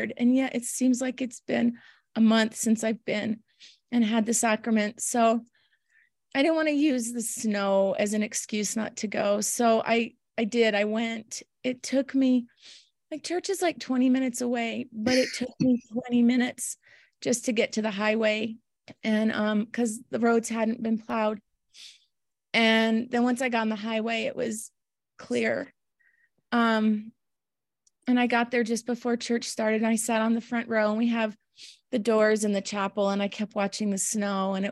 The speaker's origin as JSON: {"language": "English", "town": "Houston", "region": "Texas", "country": "United States", "tie": "born or raised there", "moved": "yes", "said": "I grew up in Houston"}